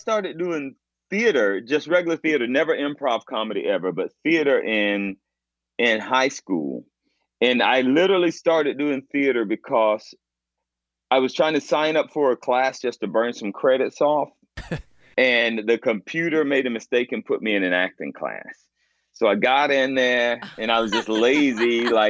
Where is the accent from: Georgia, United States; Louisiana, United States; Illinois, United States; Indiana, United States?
Georgia, United States; Fayetteville; moved away as an adult; also born or lived in Atlanta, Georgia; now in Los Angeles, United States; my life growing up in Fayetteville